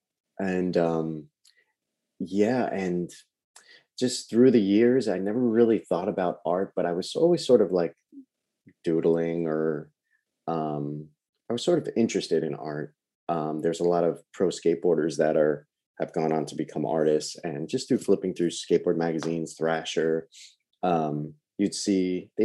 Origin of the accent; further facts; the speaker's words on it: Long Island, New York, United States; I'm from New York, Long Island originally, born and raised